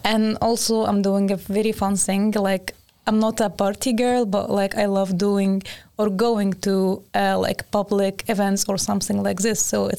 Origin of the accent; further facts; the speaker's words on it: Egypt; moved away as an adult; now in Sweden; I'm from Egypt.